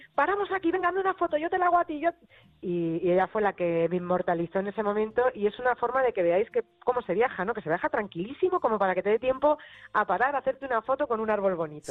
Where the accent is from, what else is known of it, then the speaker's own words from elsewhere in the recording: Madrid, Community of Madrid, Spain; como buena madrileña